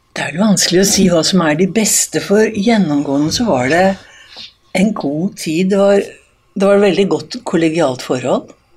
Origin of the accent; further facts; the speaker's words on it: Eastern Norway, Norway; now in Voss, Norway; Som østlending